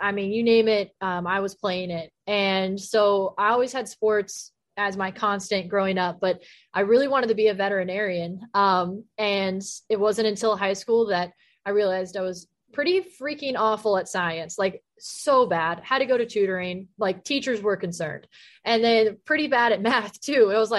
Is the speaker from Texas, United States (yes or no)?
yes; Texas, United States; You know, I grew up in Texas. So in elementary school, I was the only girl at recess playing football with the boys.